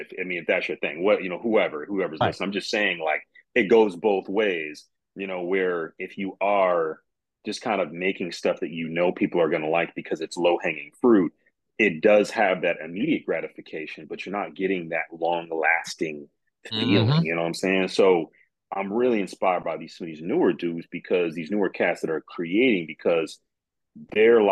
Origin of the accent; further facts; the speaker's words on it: Midwest, Michigan, United States; I'm from the Midwest